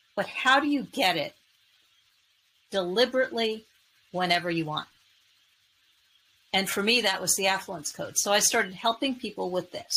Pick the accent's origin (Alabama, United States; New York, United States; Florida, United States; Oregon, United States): New York, United States; New York City; I grew up in New York City